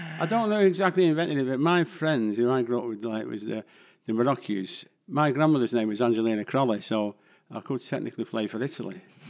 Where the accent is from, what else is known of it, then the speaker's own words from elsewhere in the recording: Ancoats, North West England, United Kingdom; I mean, I used to go down Shude Hill and, you know, you could buy pigeons there